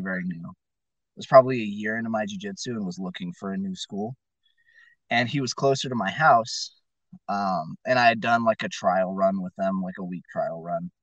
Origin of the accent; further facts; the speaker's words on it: Fresno, California, United States; moved away as an adult; now in Klamath Falls, United States; originally I'm from Fresno, California